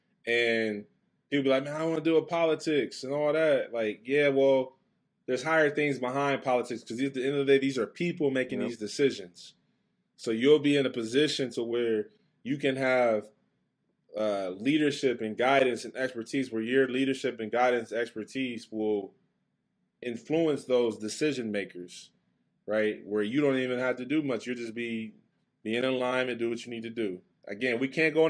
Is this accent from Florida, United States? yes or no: no; Westerville, Ohio, United States; That's where I grew up in Westerville